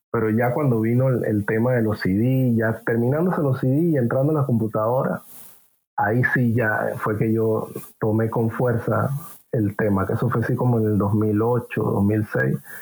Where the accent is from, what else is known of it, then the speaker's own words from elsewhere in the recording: Panama City, Panama; yo vengo de Parque Lefebvre, ciudad de Panamá. Crecí, creo que en un barrio humilde